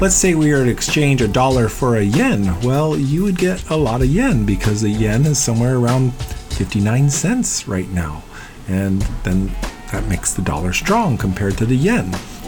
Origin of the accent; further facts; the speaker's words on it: Columbus, Ohio, United States; now in Hawaii, United States; my hometown of Columbus, Ohio